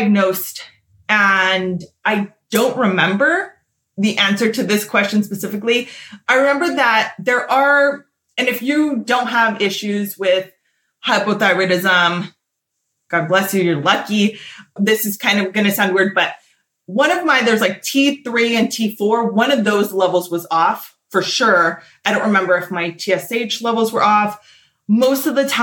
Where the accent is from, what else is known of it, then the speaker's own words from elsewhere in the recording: Southern California, United States; I am born and raised in SoCal